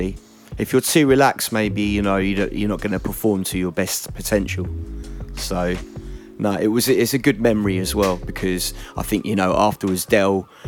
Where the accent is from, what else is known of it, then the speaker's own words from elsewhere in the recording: Essex, East of England, United Kingdom; I grew up in Essex